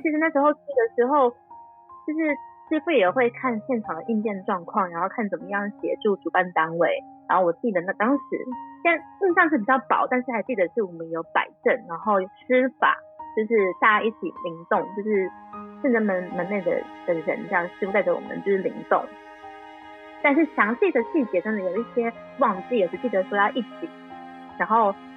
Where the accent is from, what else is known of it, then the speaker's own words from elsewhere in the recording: Puli, Nantou County, Taiwan; 我就是在埔里生长的，而且我们就是在好山好水好无聊的地方